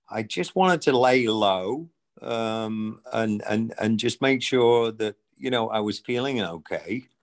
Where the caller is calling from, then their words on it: Tysons Corner, Virginia, United States; I'm actually at Tyson's Corner um, in the DC area.